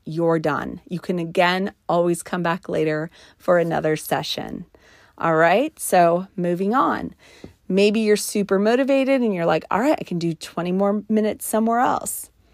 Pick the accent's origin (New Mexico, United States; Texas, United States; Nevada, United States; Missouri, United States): New Mexico, United States; I was raised in New Mexico in the mountain country. And so we grew up playing in the snow